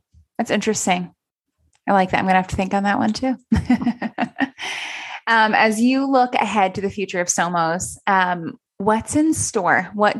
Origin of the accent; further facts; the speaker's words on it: United States; as an American